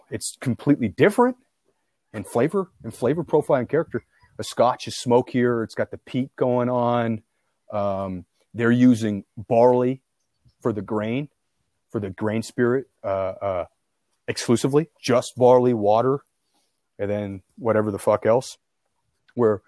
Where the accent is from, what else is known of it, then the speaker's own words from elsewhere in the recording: United States; because I'm American.